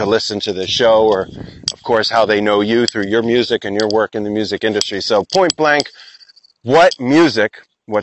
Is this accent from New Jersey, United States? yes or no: no; Philadelphia, Pennsylvania, United States; moved away; also born or lived in Burlington, Vermont; I'm from Philly area.